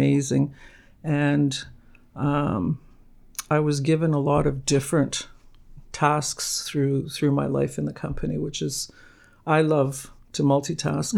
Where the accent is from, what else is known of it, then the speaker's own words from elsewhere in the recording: Hamilton, Ontario, Canada; also born or lived in Barrie; now in Huntsville, Canada; I was born in Hamilton